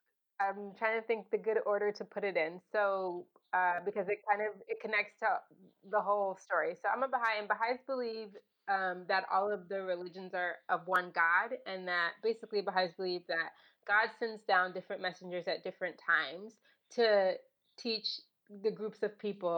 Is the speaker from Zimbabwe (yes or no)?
no; Bahamas; born there; So the reason I was born in the Bahamas is that my great grandmother was pioneering to the Bahamas.